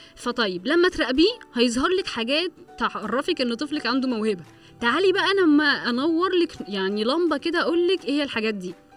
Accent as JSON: {"language": "Arabic", "country": "Egypt", "said": "احنا عندنا في مصر"}